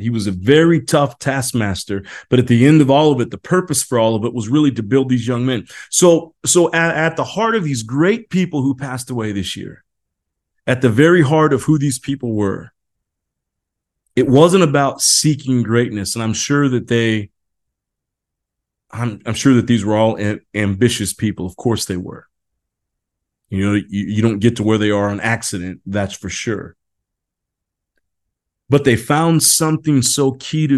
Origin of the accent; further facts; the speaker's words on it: Indiana, United States; moved away; I grew up in Indiana, basketball, Hoosier country